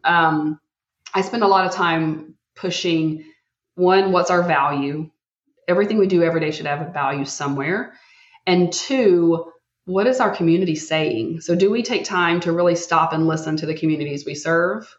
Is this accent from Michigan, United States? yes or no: no; Texas, United States; as a Texan